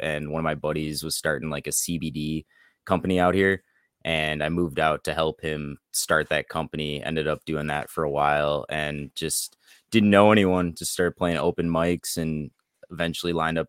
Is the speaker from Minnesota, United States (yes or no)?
yes; Minnesota, United States; also born or lived in Colorado; now in Oregon, United States; I'm from Minnesota.